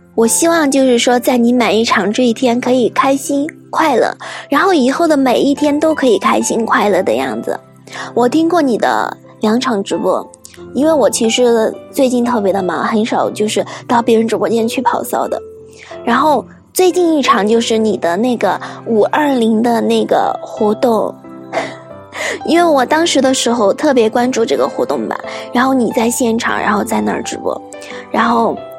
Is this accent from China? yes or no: yes; Sichuan, China; accent: Sichuanese; 我在成都